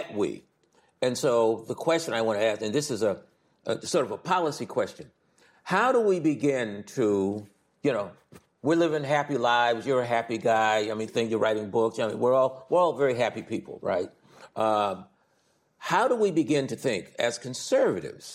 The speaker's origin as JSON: {"language": "English", "town": "Philadelphia", "region": "Pennsylvania", "country": "United States", "also_born_or_lived": "Boston", "moved": "yes", "said": "I'm from Philly, right? I'm originally from Philadelphia"}